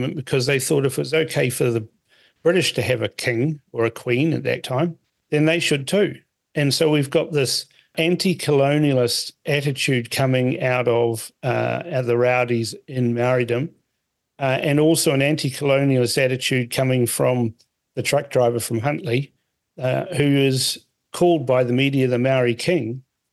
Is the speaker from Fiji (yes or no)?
yes; Fiji; now in New Zealand; I was born in Fiji. I'm a Kaiwiti